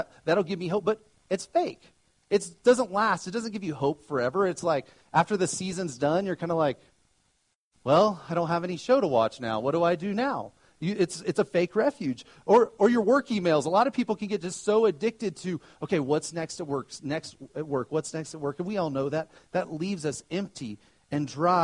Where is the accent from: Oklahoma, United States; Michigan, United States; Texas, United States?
Oklahoma, United States; now in Colorado, United States; I grew up in Oklahoma